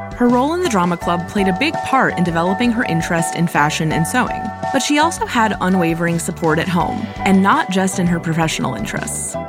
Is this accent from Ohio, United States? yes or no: yes; Cleveland, Ohio, United States; in my hometown of Cleveland